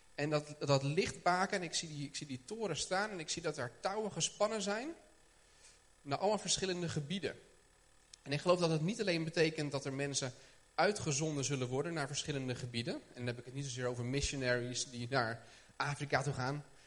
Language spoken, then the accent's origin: Dutch; Haarlem, North Holland, Netherlands; ik kom uit Haarlem.